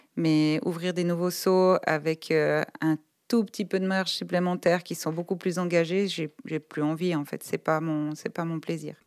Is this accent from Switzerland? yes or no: yes; Polly-le-Grand, Vaud, Switzerland; also born or lived in Lausanne; moi je suis née à Lausanne, j'ai grandi à Poly-le-Grand, dans un village de, paysans